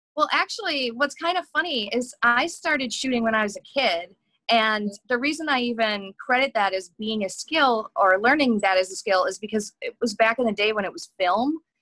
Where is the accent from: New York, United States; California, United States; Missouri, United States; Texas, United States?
New York, United States; Buffalo; moved away; also born or lived in Los Angeles; growing up in Buffalo